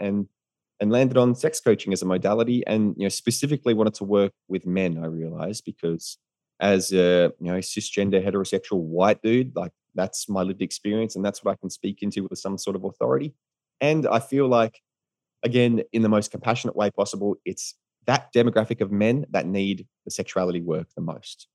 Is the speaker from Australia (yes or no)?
yes; Australia; moved away as an adult; also born or lived in United States; as an Australian in America